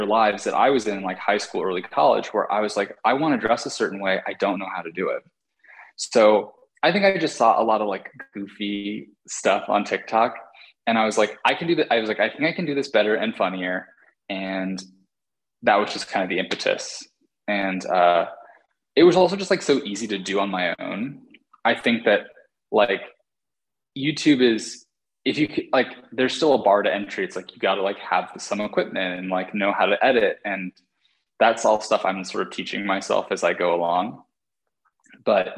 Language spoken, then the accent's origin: English; West Coast, United States; also born or lived in New York; now in Los Angeles, United States; I'm from the West Coast